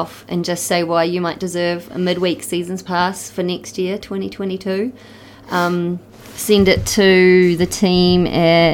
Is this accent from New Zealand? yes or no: yes; Ohakune, Manawatū-Whanganui, New Zealand; Ohakuni, originally, born and bred.